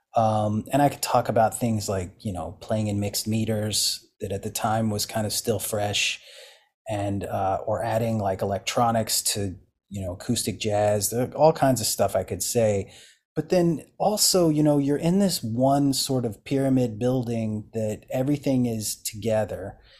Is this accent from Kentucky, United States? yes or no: yes; eastern Kentucky, United States; moved away; I grew up in Appalachian Kentucky, uh, s, eastern Kentucky